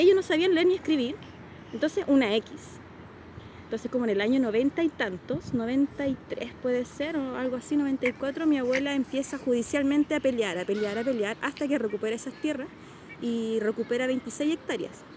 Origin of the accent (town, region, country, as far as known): Río Bueno, Los Ríos, Chile; born or raised there; also born or lived in Santiago, Chile